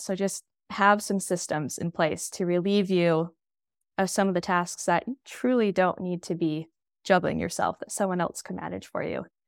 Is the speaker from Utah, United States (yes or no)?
yes; Utah, United States; I'm from Utah